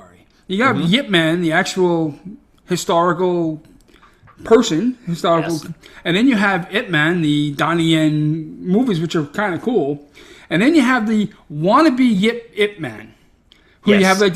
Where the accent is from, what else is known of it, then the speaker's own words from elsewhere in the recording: New York City, New York, United States; I'm a schmuck from Brooklyn